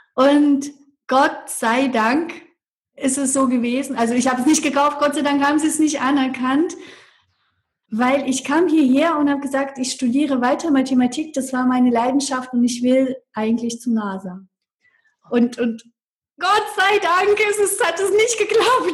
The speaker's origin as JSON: {"language": "German", "country": "Russia", "tie": "born or raised there", "second_language": "German", "moved": "as an adult", "lives_now": "Germany", "said": "ich bin mit 18 Jahren aus Russland nach Deutschland gekommen"}